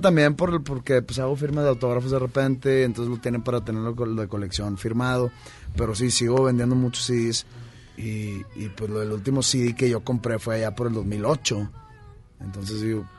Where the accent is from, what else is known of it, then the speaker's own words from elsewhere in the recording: Monterrey, Nuevo León, Mexico; ser profeta en mi tierra